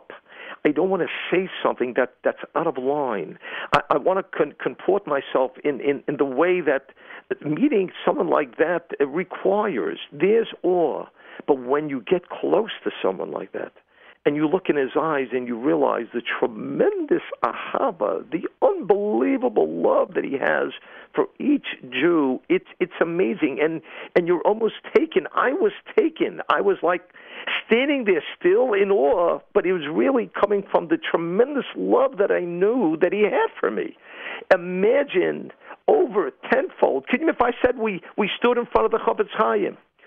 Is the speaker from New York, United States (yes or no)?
yes; New York City, New York, United States; I'm from Brooklyn